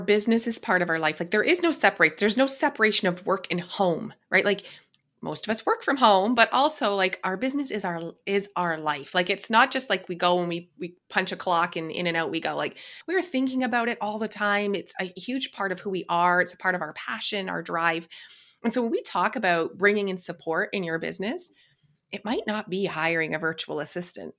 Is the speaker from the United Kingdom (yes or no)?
no; Canada; I'm Canadian